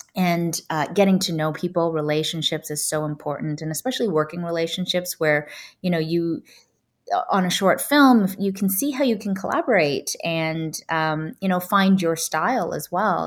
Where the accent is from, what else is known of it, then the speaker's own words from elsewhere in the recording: Toronto, Ontario, Canada; moved away as an adult; now in Los Angeles, United States; I grew up in Canada and I grew up in a pretty white neighborhood